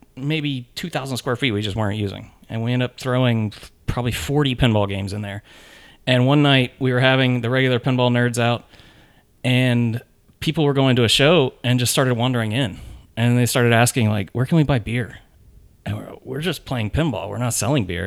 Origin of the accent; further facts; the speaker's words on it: Nashville, Tennessee, United States; I grew up in Nashville